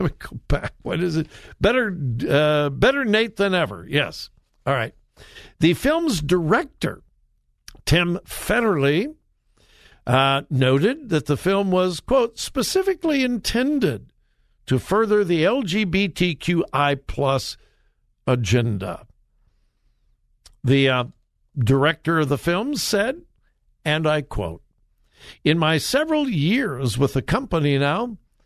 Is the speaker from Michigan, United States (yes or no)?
no; Southern California, United States; moved away as an adult; now in Columbus, Ohio, United States; I grew up in Southern California